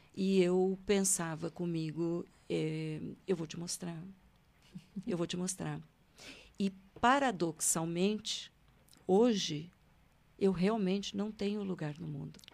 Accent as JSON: {"language": "Portuguese", "town": "Londrina", "region": "Paraná", "country": "Brazil", "tie": "born or raised there", "said": "nasci em Londrina, no Paraná"}